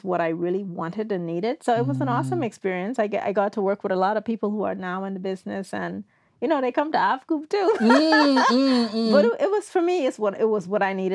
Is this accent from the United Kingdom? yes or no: no; Bahamas; moved away as an adult; also born or lived in Toronto, Canada / Nova Scotia, Canada; now in Canada; I moved from the Bahamas to Canada to attend film school because we don't have film schools in the Bahamas